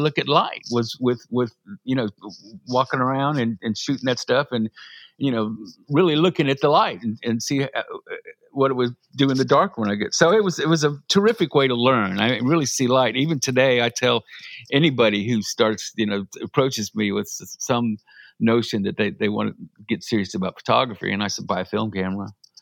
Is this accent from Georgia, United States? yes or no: yes; Augusta, Georgia, United States; I went to my hometown newspaper in Augusta